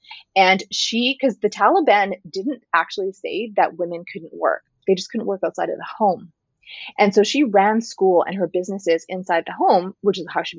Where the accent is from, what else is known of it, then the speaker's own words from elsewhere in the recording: North India, India; And I'm Northern Indian, I'm not Punjabi, and I only say this because there's a lot of talk about these types of situations in the Punjabi community here.